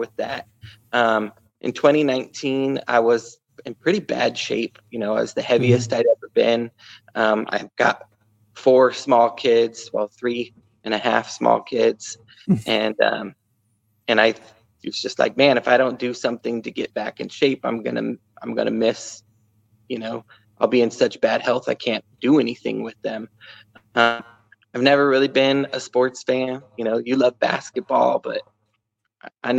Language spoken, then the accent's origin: English; Sacramento, California, United States; moved away as an adult; now in Idaho, United States; I was looking for that group of friends in Idaho because, you know, I grew up in California, didn't have that here.